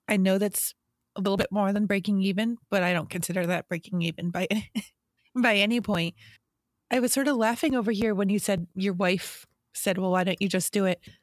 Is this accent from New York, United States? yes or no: yes; New York, United States; I'm a New Yorker.